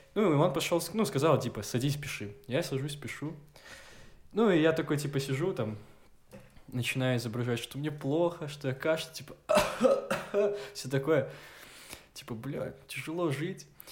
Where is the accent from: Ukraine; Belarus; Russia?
Belarus; Gomel, Gomel Region; я из Гомеля, я чернобыльский